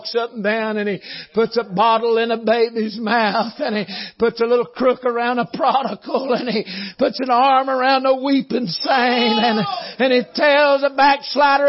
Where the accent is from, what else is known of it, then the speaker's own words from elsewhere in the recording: Tunnel Hill, Georgia, United States; We're both from Tunnel Hill